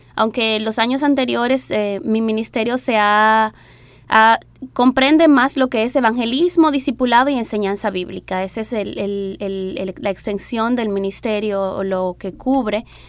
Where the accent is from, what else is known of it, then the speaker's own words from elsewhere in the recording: Dominican Republic; moved away; yo soy dominicana